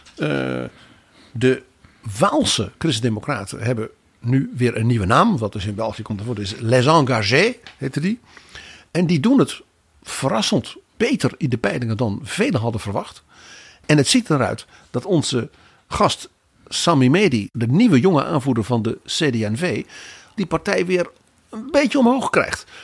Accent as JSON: {"language": "Dutch", "country": "Netherlands", "said": "ons als Hollanders"}